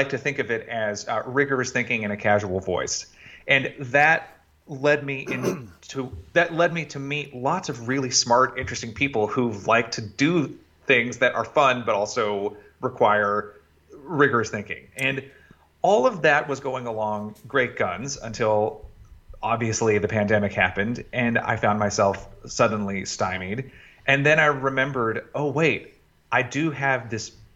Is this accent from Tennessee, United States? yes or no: yes; Chattanooga, Tennessee, United States; I was born in Chattanooga, Tennessee, and was quickly enamored of the youth community theater there